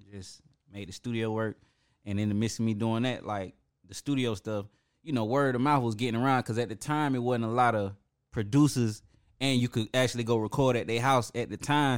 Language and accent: English; Atlanta, Georgia, United States; I'm from the West Side